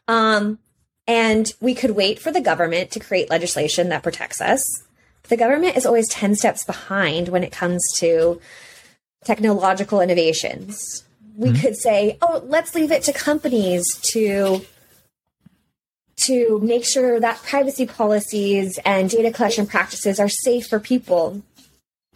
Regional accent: United States; as an American, I'm under that legislation

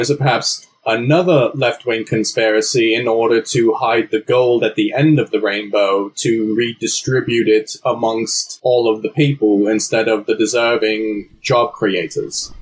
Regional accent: New Jersey, United States; my accent was from my upbringing in New Jersey.

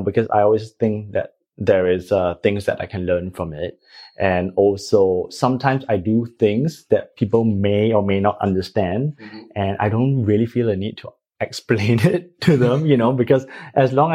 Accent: Singapore; being a Singaporean, we are all very practical

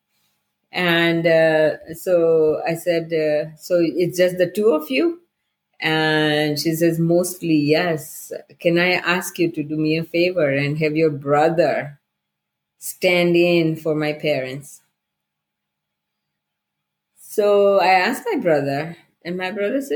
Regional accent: India; moved away as an adult; when I was growing up in India

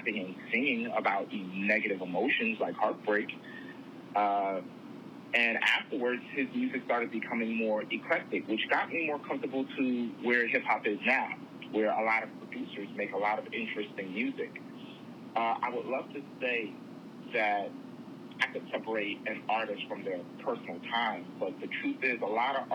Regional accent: New Jersey, United States; I'm from Jersey

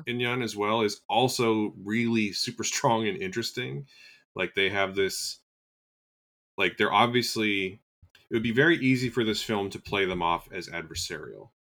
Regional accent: Canada; as a Canadian

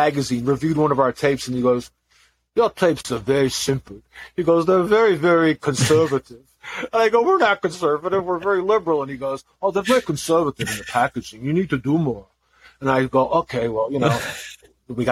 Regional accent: Massachusetts, United States; also born or lived in California; my hometown because I was living in Massachusetts

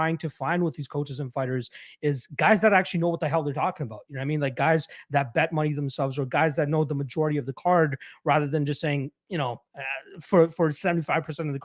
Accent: Brampton, Ontario, Canada; where I'm from in Brampton, growing up in like middle school and high school

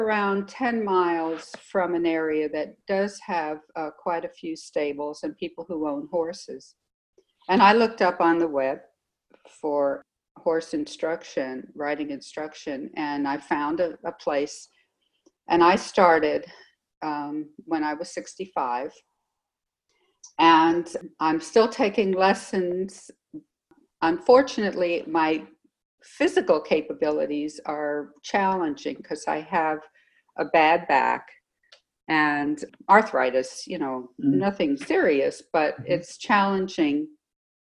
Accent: Los Angeles, California, United States; also born or lived in New York City, United States; we moved out to LA when I was 7. And we've lived in the middle of the city the whole time

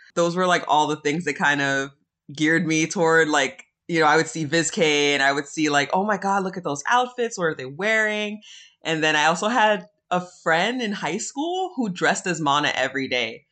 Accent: New York City, New York, United States; I'm like originally from the South Bronx

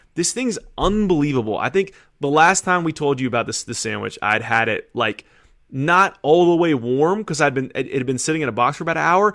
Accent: California, United States; moved away; I'm from California

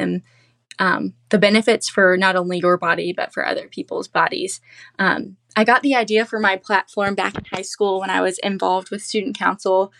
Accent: Columbia, South Carolina, United States; I've gotten to represent my hometown

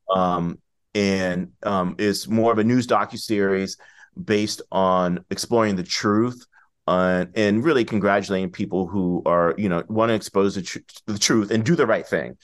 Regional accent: Washington, District of Columbia, United States; moved away; I grew up in D C in the eighties and nineties.

